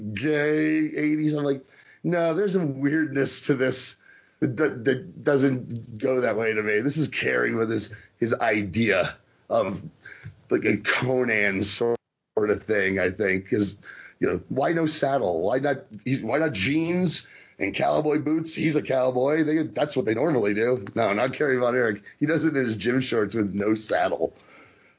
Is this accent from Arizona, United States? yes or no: no; New Jersey, United States; I'm from New Jersey